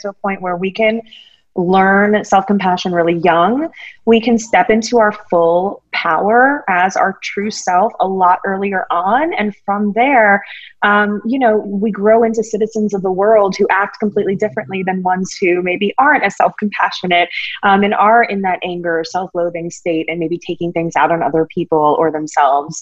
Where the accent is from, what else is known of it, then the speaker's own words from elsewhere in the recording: East Coast, United States; I grew up on the East Coast